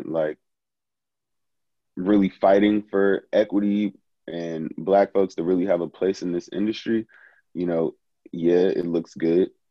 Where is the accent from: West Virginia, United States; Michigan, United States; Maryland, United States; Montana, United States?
Maryland, United States; Prince George's County; I'm from Prince George's County, Maryland